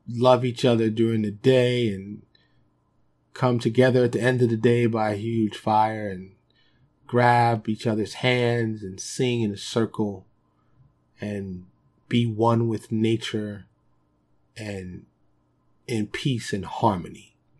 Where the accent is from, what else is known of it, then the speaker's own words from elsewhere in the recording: New York City, New York, United States; moved away as an adult; also born or lived in Dallas suburb, Texas; now in Dallas, United States; born and raised in New York, I live in, uh, suburb of Dallas now